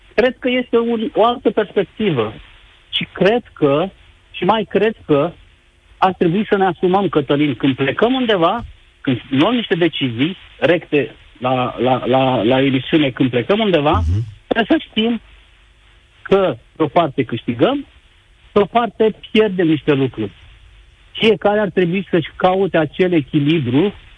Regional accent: Romania; moved away as an adult; Aia mea e România

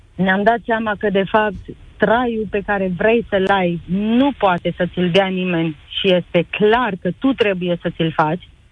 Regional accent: Romania; also born or lived in Canada; Sunt mândră că sunt româncă. Îmi place că trăiesc în România

